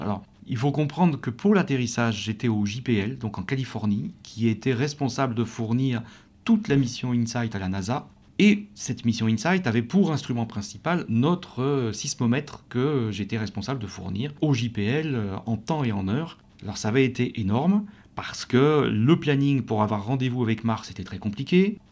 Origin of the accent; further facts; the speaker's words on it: France; accent: French; notre franglais et euh, notre accent allemand pour l'un et français pour l'autre